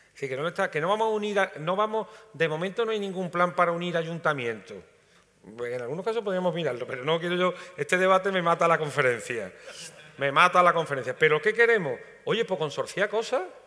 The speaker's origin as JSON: {"language": "Spanish", "region": "Andalusia", "country": "Spain", "said": "todos los que estamos aquí somos andaluces"}